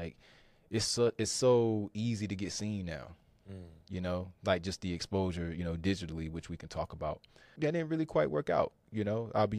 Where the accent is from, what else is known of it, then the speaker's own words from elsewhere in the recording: Fuquay-Varina, North Carolina, United States; So I'm originally from Fuquay Varina, North Carolina. Right here in the heart of the Triangle area. And I grew up playing basketball really most of my life.